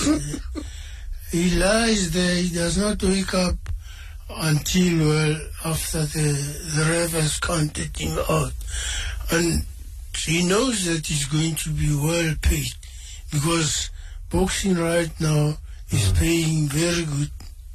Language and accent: English; South Africa; I am a South African